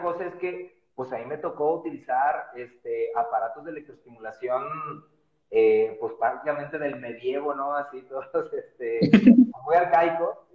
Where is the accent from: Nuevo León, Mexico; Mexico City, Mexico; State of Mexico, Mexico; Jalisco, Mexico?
Jalisco, Mexico; Guadalajara; yo soy de la ciudad de Guadalajara